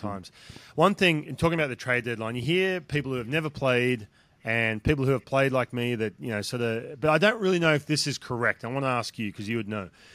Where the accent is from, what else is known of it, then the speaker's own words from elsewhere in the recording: Newcastle, New South Wales, Australia; moved away; from Newcastle, my hometown